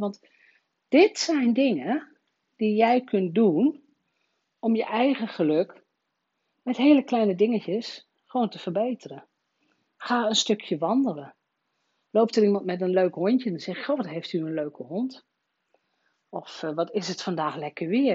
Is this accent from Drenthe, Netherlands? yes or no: yes; Rolde, Drenthe, Netherlands; mijn geboortedorp Rode